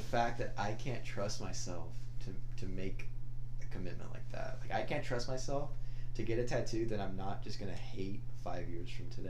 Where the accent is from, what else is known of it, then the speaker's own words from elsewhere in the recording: Texas, United States; also born or lived in Corpus Christi, Texas / Brownsville, Texas; I'm from Texas